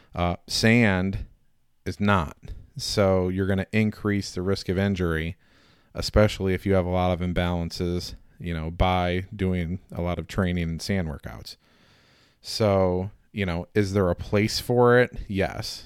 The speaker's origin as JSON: {"language": "English", "region": "Indiana", "country": "United States", "said": "I'm a hillbilly from Indiana"}